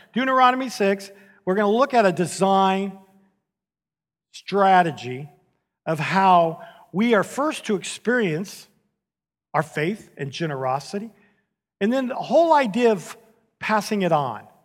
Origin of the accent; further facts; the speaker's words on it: San Diego, California, United States; moved away as an adult; now in Houston, United States; I grew up in San Diego